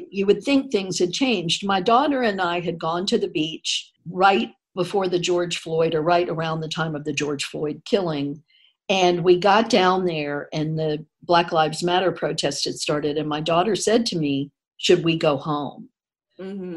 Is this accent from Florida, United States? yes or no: yes; Tallahassee, Florida, United States; growing up in North mm-hmm. Florida, which was right near Alabama, and then in Tallahassee